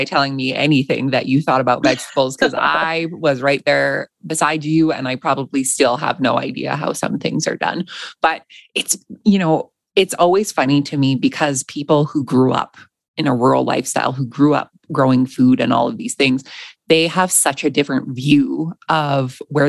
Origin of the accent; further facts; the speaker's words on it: Alberta, Canada; I know for me, I grew up in Alberta.